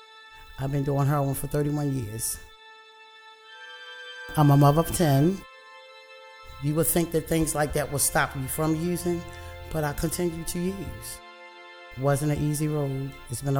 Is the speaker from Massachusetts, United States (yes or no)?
no; Emerson Village, Maryland, United States; I grew up in Emerson Village, went to Emerson High School